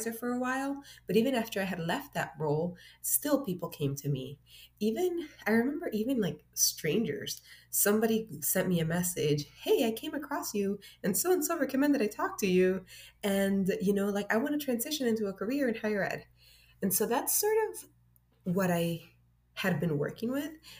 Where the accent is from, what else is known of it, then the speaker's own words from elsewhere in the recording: Miami, Florida, United States; also born or lived in Honduras; I was raised in Miami